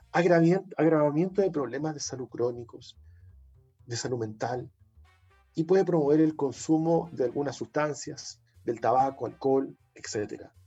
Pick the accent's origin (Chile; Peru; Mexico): Chile; somos los chilenos